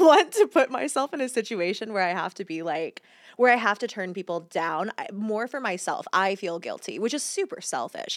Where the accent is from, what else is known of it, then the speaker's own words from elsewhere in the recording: Georgia, United States; I grew up in Georgia